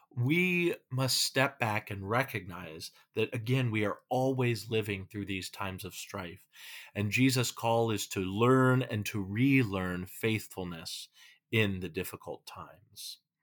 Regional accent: California, United States; now in Minnesota, United States; I'm from California

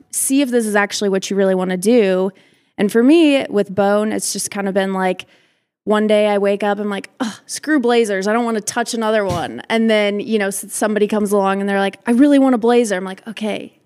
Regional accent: Omaha, Nebraska, United States; I'm from Omaha, Nebraska.

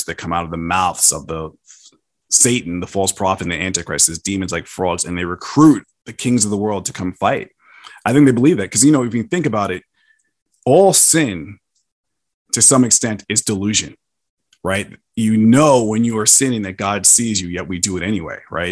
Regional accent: New York, United States; I'm from New York

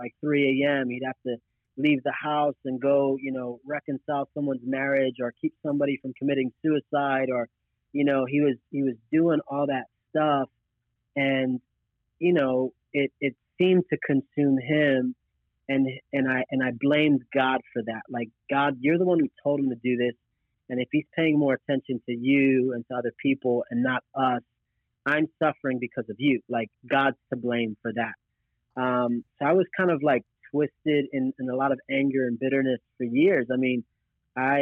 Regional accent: Philadelphia, Pennsylvania, United States; I'm from Philadelphia, born and raised

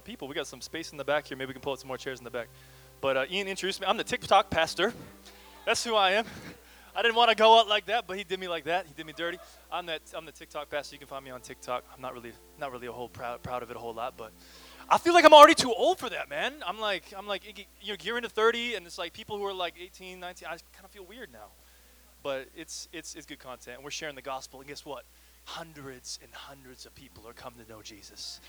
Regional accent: Kelowna, British Columbia, Canada; moved away as an adult; also born or lived in Michigan; now in Portland, United States; I'm from the sunny Okanagan Valley

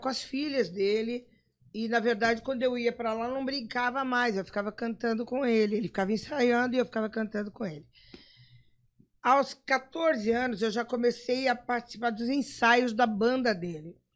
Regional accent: São Paulo, Brazil; moved away as an adult; also born or lived in Rio de Janeiro; now in Campo Grande, Brazil; Sou nascida em Campo Grande, fui com um, um ano de idade para São Paulo e voltei com 30

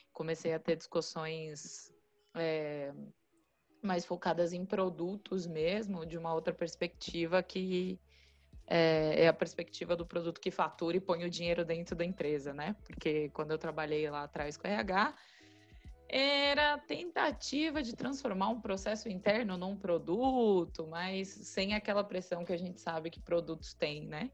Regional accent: Brazil; eu era uma pessoa do Brasil

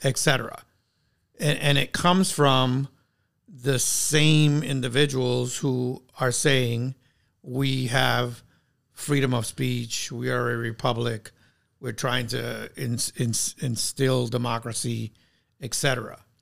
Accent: New York City, New York, United States; growing up in New York City

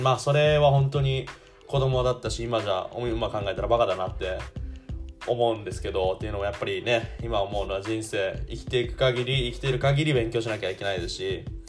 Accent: Shizuoka, Japan; moved away as an adult; also born or lived in Osaka; now in Germany; 地元の静岡

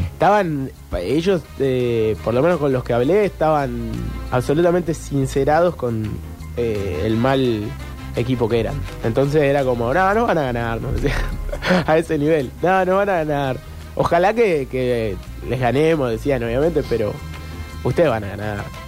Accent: Argentina; como éramos argentinos

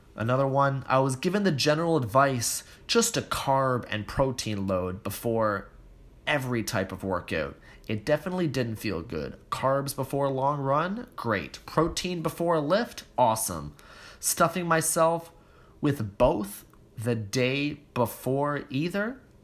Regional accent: Toronto, Ontario, Canada; I was born and raised in Toronto so I don't have that same accent

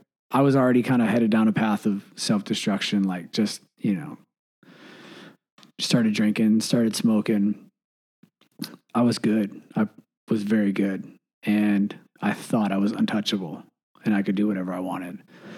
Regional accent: Michigan, United States; born or raised there

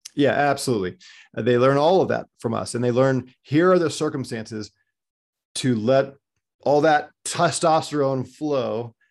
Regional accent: United States; as an American

